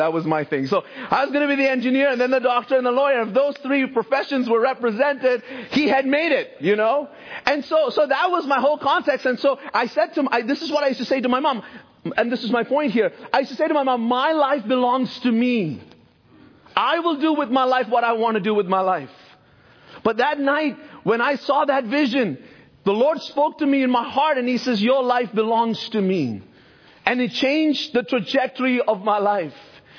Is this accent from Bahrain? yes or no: yes; Bahrain; I grew up in a Christian home in the Middle East. My parents are originally from India, but I grew up in Bahrain.